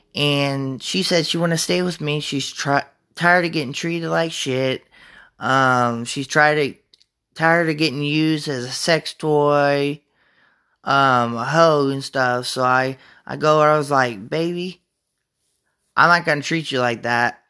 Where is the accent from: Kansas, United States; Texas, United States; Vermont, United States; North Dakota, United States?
Kansas, United States; Topeka; I'm from Topeka, Kansas. Um, grew up in Topeka